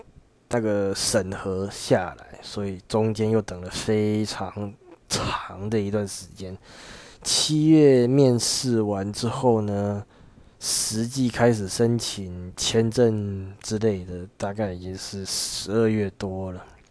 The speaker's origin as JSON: {"language": "Chinese", "region": "Changhua County", "country": "Taiwan", "tie": "born or raised there", "said": "我的家里，我我的老家在彰化这边，呃。虽然说不到乡下的程度，但是我只是从以前就是一直非常的向往台北啊那种繁华夜都市的生活"}